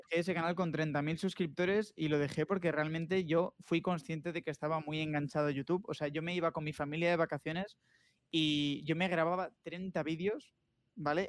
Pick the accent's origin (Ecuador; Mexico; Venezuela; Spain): Spain; Asturias; now in Madrid, Spain; Asturias, que es de donde yo soy